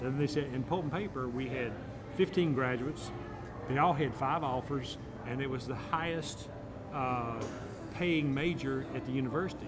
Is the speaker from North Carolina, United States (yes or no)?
yes; Tryon, North Carolina, United States; also born or lived in Florida; now in Rock Hill, United States; originally from Tryon, North Carolina